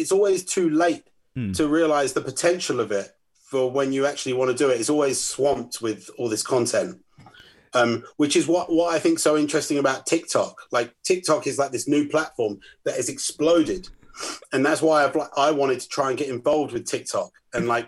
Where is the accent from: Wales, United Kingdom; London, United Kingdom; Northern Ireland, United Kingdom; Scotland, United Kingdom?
London, United Kingdom; Northwood; my hometown, Northwood